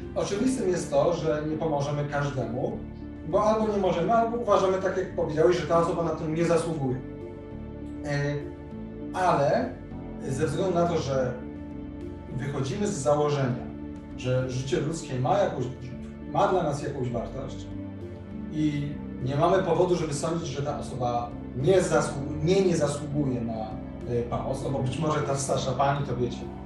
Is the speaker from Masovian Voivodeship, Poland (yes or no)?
yes; Warsaw, Masovian Voivodeship, Poland; u nas w Warszawie